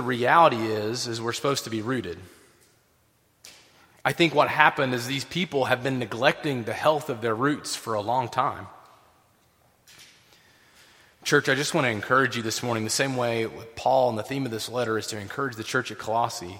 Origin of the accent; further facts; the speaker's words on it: Tennessee, United States; I grew up in Tennessee